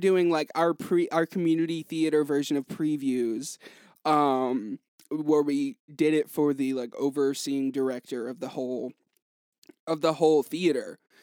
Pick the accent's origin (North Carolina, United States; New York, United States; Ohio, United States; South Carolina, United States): North Carolina, United States; Hickory; I'm from Hickory